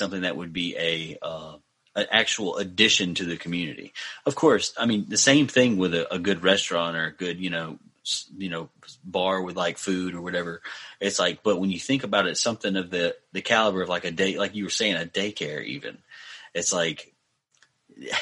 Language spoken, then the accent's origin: English; Mississippi, United States; my hometown is like in a bad spot as of lately